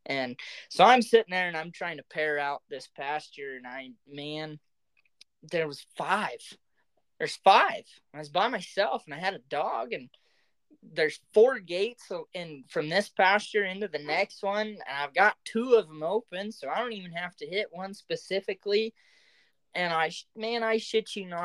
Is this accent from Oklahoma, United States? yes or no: yes; Oklahoma, United States; moved away; growing up in Oklahoma